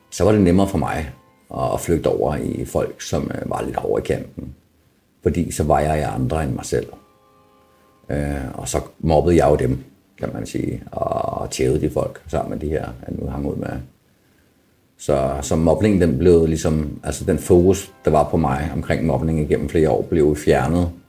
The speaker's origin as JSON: {"language": "Danish", "town": "Copenhagen", "region": "Capital Region of Denmark", "country": "Denmark", "lives_now": "Fredericia, Denmark", "said": "Jeg snakker altså meget, men det er fordi, jeg er københavner, ikke?"}